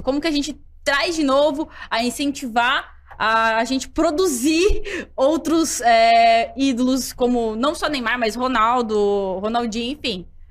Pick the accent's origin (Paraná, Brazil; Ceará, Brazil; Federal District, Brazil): Paraná, Brazil; Curitiba; Eu sou natural de Curitiba